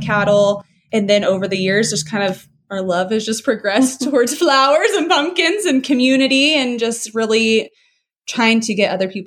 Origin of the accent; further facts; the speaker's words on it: Oklahoma City, Oklahoma, United States; moved away as an adult; also born or lived in Clovis, New Mexico; now in New Mexico, United States; I was born and raised in Oklahoma City